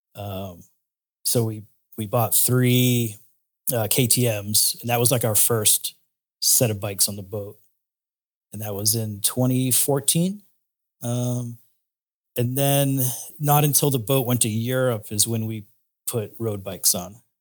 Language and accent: English; Cape Cod, Massachusetts, United States; moved away as an adult; also born or lived in Florida; I'm originally from Cape Cod, Massachusetts